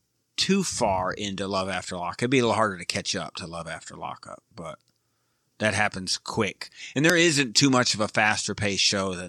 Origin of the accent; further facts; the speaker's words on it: Michigan, United States; now in Dallas, United States; So I'm a Red Wings fan because I'm from Michigan, but we're in Dallas